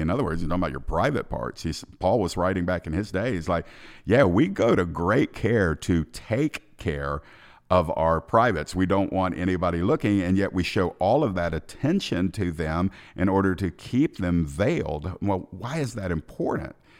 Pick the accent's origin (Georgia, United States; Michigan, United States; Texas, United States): Georgia, United States; Atlanta; I'm from Atlanta